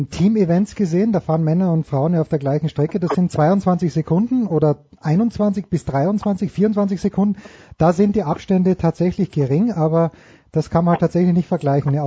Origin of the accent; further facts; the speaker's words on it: Austria; Also ich als Österreicher schaue natürlich ein kleines bisschen auf Anna Veit